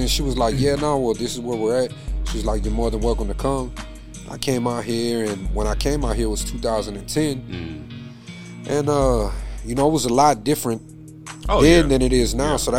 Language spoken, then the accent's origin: English; Houston, Texas, United States; moved away as an adult; now in Rio Grande Valley, United States; I'm not from here. So I'm originally from Houston. Mm-hmm. I grew up there, born and raised out there.